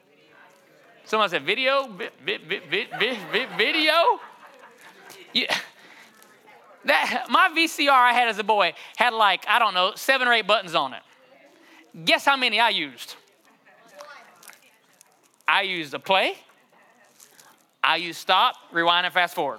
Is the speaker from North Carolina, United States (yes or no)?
yes; Johnston County?, North Carolina, United States; I grew up in John Station, North Carolina